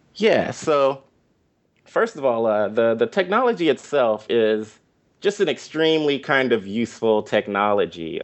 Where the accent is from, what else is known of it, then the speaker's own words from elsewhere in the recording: Inglewood, California, United States; moved away as an adult; also born or lived in Washington, D.C.; I grew up specifically in Inglewood